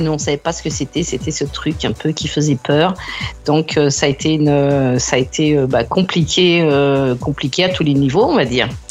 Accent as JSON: {"language": "French", "country": "France", "moved": "yes", "lives_now": "Australia", "said": "en tant que Française"}